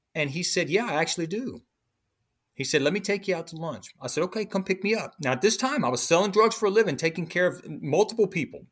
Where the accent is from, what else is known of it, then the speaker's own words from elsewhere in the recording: Illinois, United States; also born or lived in Hampton, Virginia; That's how I ended up in Illinois, and that's where I was raised in Illinois by my brother's father's sister